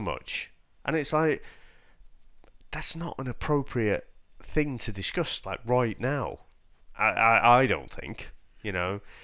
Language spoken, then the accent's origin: English; United Kingdom; we're the British ones here